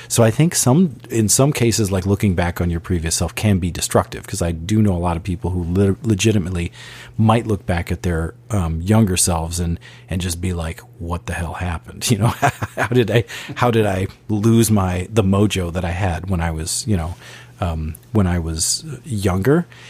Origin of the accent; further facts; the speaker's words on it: Bloomington, Minnesota, United States; we grew up in Bloomington, West Bloomington, Minnesota